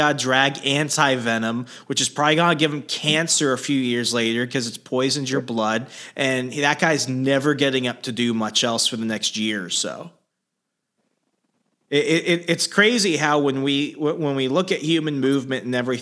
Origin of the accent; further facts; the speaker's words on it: Arizona, United States; growing up in Arizona